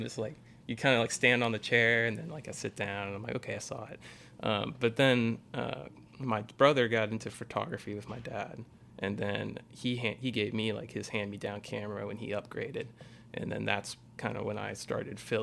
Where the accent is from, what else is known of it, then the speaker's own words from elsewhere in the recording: Boerne, Texas, United States; raised in Burney, Texas, just north of San Antonio